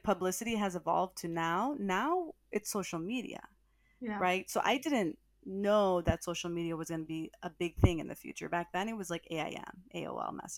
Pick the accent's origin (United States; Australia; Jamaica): United States; Cleveland, Ohio; moved away as an adult; also born or lived in Columbus, Ohio / New York City; I was from Ohio. So like I grew up in Ohio, but of course I'm Latina. My parents are Salvadoran and Honduran